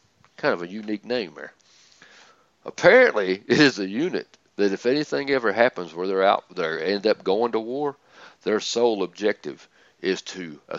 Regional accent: Georgia, United States; But Georgia, my home state.

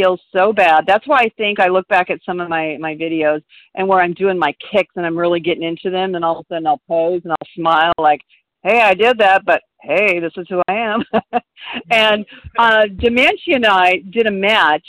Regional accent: Auburn, Washington, United States; I'm from Auburn, Washington

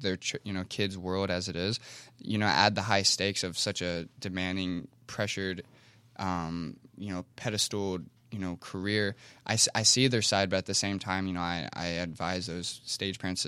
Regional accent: Ohio, United States; I was from Ohio

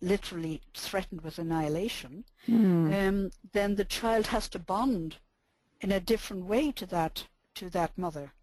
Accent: Ireland; I'm Irish and I'm born in the 40s

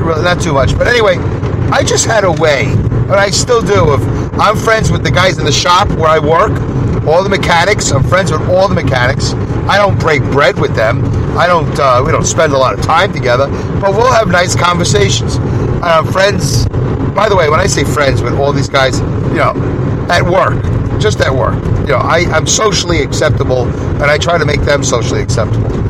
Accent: New York City, New York, United States; now in Saugerties, New York, United States; growing up in Brooklyn, when I moved to Canarsie, a white neighborhood, a good neighborhood.

